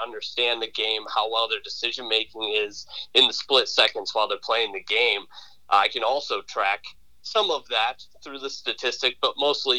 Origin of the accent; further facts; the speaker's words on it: Lake Orion, Michigan, United States; I grew up in Lake Orion, so I'm very familiar with the area